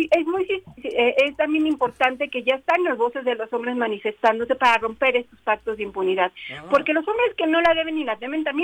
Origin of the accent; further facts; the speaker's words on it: Puebla, Mexico; now in Mexico City, Mexico; Yo soy poblana, pero ah. ya más chilanga que poblana. Ah. ya, ya, ya con muchos años de vivir en la Ciudad de México, pero nacida en Puebla, Puebla.